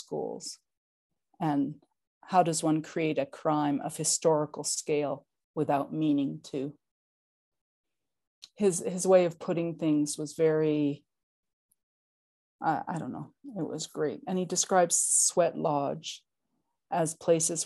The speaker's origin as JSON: {"language": "English", "region": "Oklahoma", "country": "United States", "tie": "born or raised there", "moved": "yes", "said": "I was born in Oklahoma"}